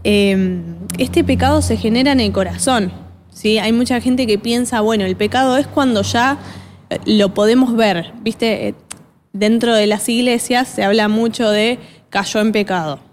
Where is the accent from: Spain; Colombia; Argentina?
Argentina; acá los argentinos sobre todo, somos bastante eh, orgullosos